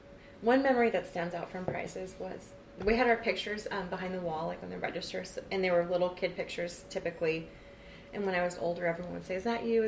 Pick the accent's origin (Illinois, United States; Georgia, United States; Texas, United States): Texas, United States; Corpus Christi; I was born and raised in Corpus Christi.